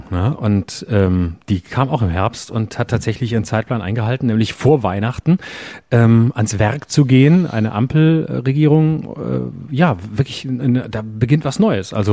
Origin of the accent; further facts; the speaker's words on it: Lörrach, Baden-Württemberg, Germany; in meiner Heimatstadt Lörrach im Burghof